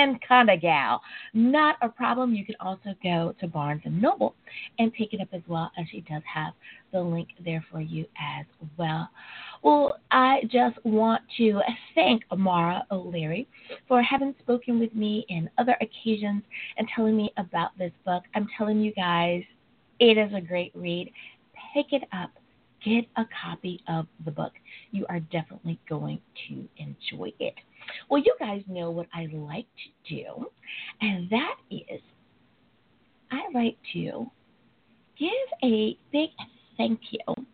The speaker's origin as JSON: {"language": "English", "country": "United States", "also_born_or_lived": "Long Beach, California", "said": "my home country, the United States of America"}